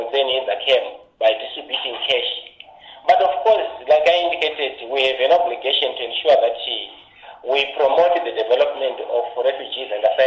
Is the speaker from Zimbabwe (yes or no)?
yes; Zimbabwe; I was born here in Zimbabwe during 1999, when my parents have just arrived in Zimbabwe after fleeing from what they have shared with me is because of war that was way back in the country, which is Burundi